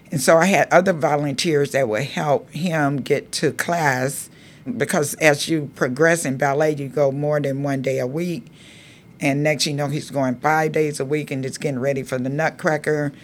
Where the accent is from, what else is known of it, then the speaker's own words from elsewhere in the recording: Georgia, United States; now in Marin City, United States; growing up in Georgia, it was during the time of segregation